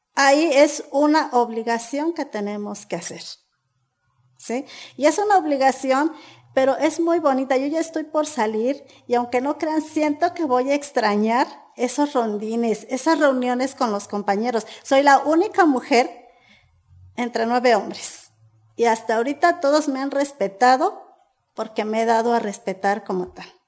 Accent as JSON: {"language": "Spanish", "town": "San Diego Buenavista", "country": "Mexico", "tie": "born or raised there", "said": "Soy originaria de San Diego Buenavista, mejor conocida como la Ruta de las Berries"}